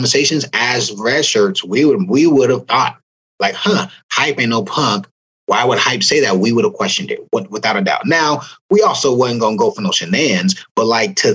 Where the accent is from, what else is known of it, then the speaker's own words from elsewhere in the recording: California, United States; moved away; I was from Cali